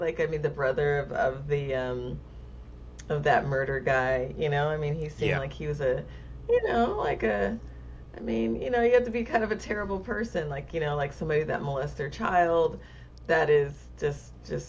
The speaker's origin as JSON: {"language": "English", "region": "California", "country": "United States", "said": "I'm speaking as a Californian"}